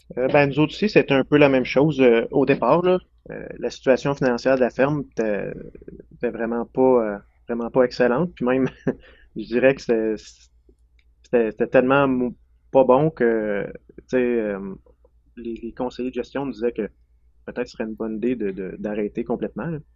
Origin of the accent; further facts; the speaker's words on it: Lefebvre, Quebec, Canada; moved away as an adult; now in Saint-Anicet, Canada; je viens de Lefebvre, près de Drummondville. C'est là que j'ai grandi, sur la ferme ancestrale